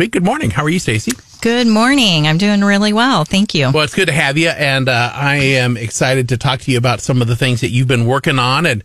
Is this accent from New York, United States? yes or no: no; Liberty, Missouri, United States; I grew oh, up yeah. in Liberty